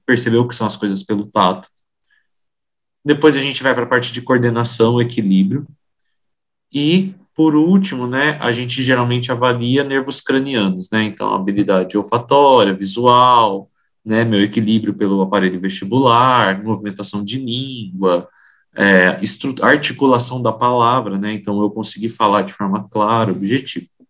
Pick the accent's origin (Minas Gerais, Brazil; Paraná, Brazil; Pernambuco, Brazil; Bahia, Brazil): Paraná, Brazil; Maringá; moved away as an adult; also born or lived in Foz do Iguaçu; now in São Paulo, Brazil; Eu me formei na Universidade Estadual de Maringá, que é a minha cidade natal